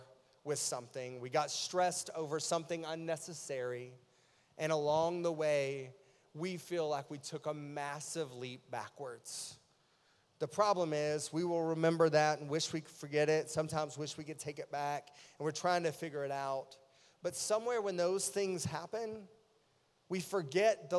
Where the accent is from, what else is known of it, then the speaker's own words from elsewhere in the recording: East Tennessee, United States; I grew up in East Tennessee